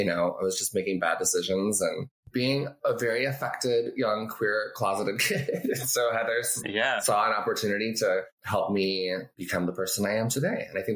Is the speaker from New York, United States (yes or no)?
no; Orlando, Florida, United States; born there; also born or lived in Colorado / Arizona; I mean, I was born in Orlando, Florida, and then we moved to Colorado